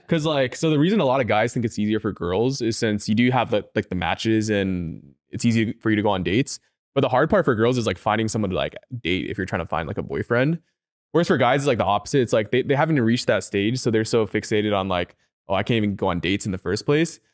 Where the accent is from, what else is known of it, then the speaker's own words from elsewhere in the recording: Seattle, Washington, United States; also born or lived in Chicago; I'm from, like, Seattle, and I lived in Chicago for a bit, too.